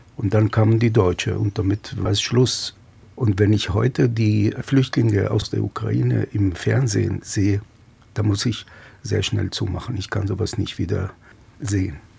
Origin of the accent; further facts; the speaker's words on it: Petah Tikva, Central District, Israel; bin 1956 in Petah Tikva in Israel geboren